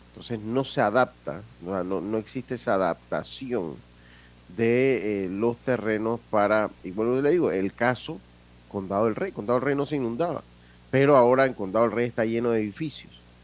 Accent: Panama; nosotros pues como panameños

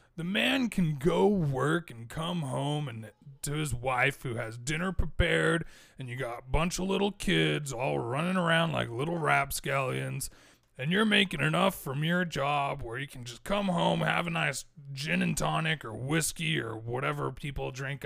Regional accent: United States; I was born in America

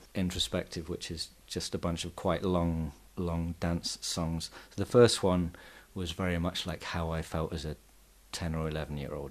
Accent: England, United Kingdom; now in Barcelona, Spain; I'm English

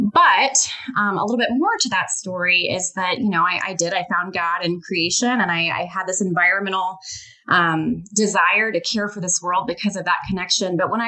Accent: Sylva, North Carolina, United States; I grew up in Western North Carolina. I grew up in Silva, for those of you that might be listening over in Jackson County.

